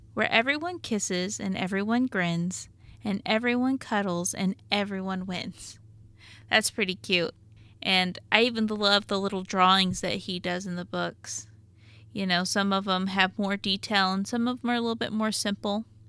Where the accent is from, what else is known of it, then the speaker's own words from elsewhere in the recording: Arkansas, United States; I'm from Arkansas